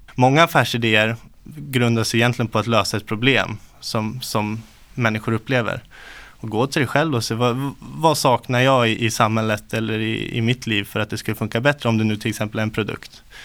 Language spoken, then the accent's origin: Swedish; Uppsala, Uppsala County, Sweden; Uppsala, född och uppvuxen här.